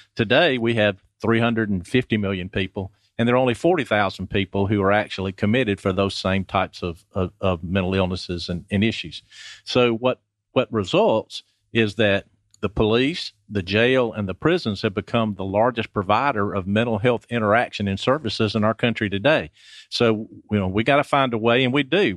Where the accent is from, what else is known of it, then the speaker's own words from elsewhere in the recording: Athens, Georgia, United States; moved away as an adult; also born or lived in Summerville, South Carolina / Snellville, Georgia; I was born in Athens a long time ago.